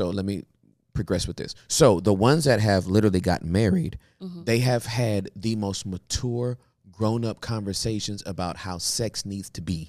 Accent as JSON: {"language": "English", "region": "Michigan", "country": "United States", "tie": "born there", "said": "I was born in Michigan."}